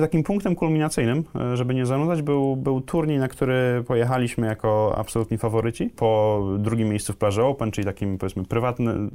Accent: Kraków, Lesser Poland, Poland; ja też jestem z Krakowa

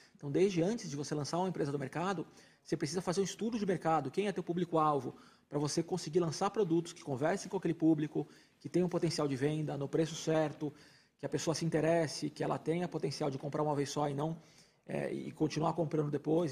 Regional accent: coast of São Paulo, Brazil; eu sou do litoral de São Paulo

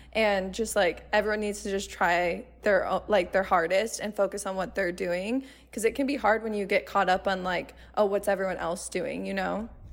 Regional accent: Arizona, United States; I grew up in Arizona, so I've never moved out of Arizona before

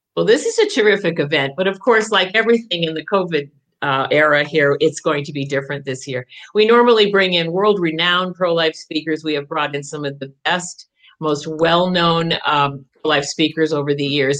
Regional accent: Jericho, Vermont, United States; also born or lived in Burlington, Vermont / Jay Peak, Vermont; now in Fairfax, United States; Oh, I'm a Vermonter. I, I was born uh, in Burlington

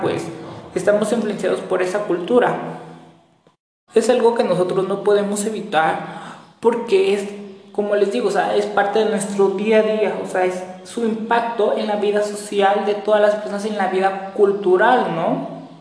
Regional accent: Mexico; los mexicanos como tal estamos constituidos por muchas, muchas, muchas culturas

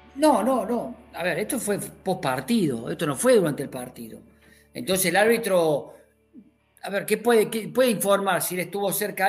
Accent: Córdoba, Argentina

